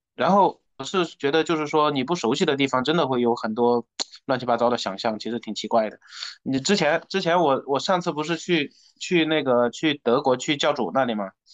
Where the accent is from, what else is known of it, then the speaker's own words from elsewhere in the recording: Jiangxi, China; moved away; also born or lived in Tianjin; 我是江西人，我，老家江西的